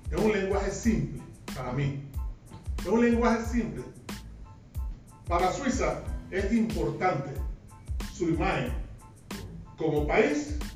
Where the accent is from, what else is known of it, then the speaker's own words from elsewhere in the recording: Panama; en nuestra República de Panamá, que nada más tiene 75 mil kilómetros cuadrados, somos un país caribeño tropical